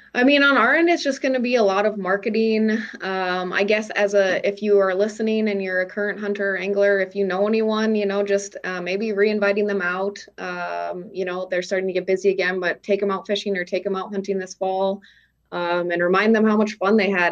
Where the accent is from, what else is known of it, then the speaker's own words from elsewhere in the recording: Minneapolis, Minnesota, United States; moved away as an adult; also born or lived in Crookston, Minnesota; now in North Dakota, United States; I am originally from Minnesota, from the Twin Cities, um, but grew up just spending a lot of time um, going up north